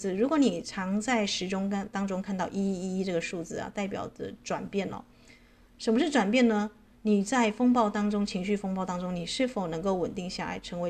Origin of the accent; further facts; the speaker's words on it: China; 我们中国人最最忌讳啊这个谈到四嘛，对不对？